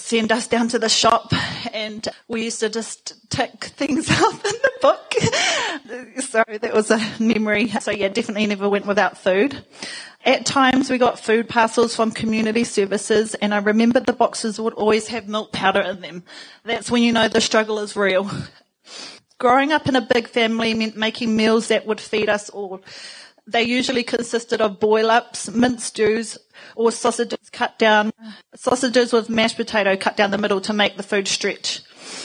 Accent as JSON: {"language": "English", "town": "Porirua", "region": "Wellington", "country": "New Zealand", "tie": "born or raised there", "moved": "yes", "said": "I grew up in Cannons Creek in a Housing New Zealand state home with my sisters."}